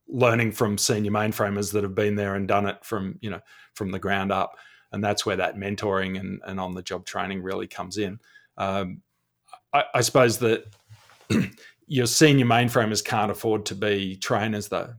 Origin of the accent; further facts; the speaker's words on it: Australia; accent: Australian; if you've heard my accent